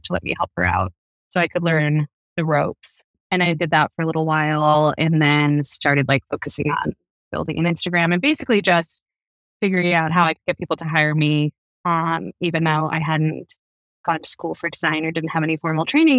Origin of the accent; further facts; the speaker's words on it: East Coast, United States; moved away as an adult; now in West Coast, United States; I'm from the East Coast. I moved out to the West Coast maybe 12 years ago